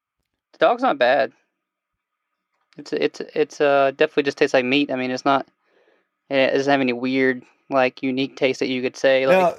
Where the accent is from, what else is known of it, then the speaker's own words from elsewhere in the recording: Alabama, United States; Yeah, I grew up in Alabama.